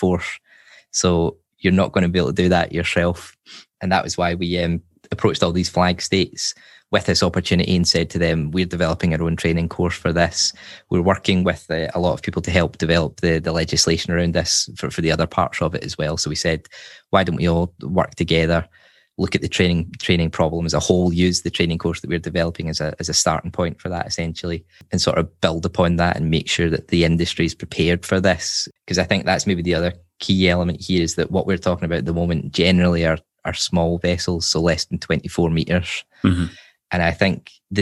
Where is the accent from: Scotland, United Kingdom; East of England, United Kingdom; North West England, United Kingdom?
Scotland, United Kingdom; Glasgow; moved away as an adult; now in Sweden; I'm originally from Glasgow, and as you say, I've sort of been everywhere, I guess you could say. And my wife's Swedish, so that's how I ended up here